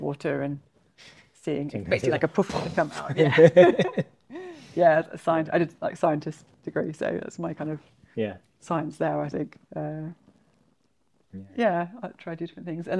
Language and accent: English; Suffolk, East of England, United Kingdom; I come from Suffolk, so Sutton Hoo in Suffolk